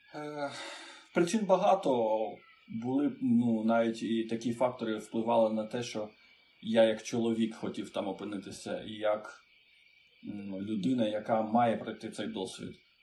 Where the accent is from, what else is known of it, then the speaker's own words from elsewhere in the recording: Chișinău, Moldova; Ukrainian is a second language; moved away as an adult; now in Ukraine; Народився в Молдові Кишиневі